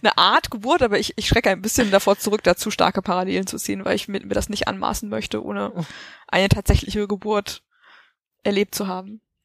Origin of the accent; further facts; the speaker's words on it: Germany; wir als Deutsche